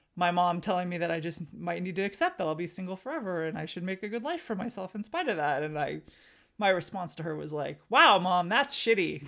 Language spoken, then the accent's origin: English; Southern California, United States; moved away as an adult; I grew up Armenian American in Southern California.